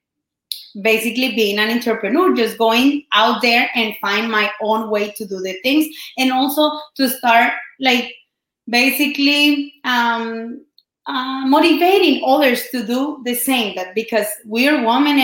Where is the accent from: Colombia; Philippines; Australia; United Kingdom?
Colombia; first language Spanish; English is a second language; moved away; I've been, you know, just here in this country for 13 years. I'm from Colombia